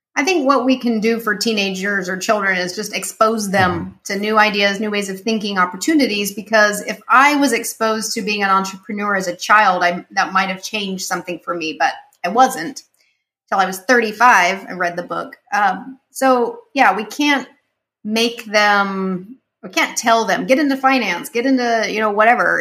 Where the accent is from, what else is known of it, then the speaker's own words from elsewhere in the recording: Utah, United States; moved away; I grew up in Utah, and when I grew up, I th- everyone was the same color as me and the same mindset.